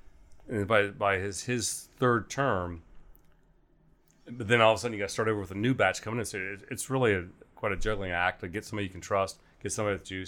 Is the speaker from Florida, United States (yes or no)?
no; Newark, Ohio, United States; Newark, Ohio. My parents still live there.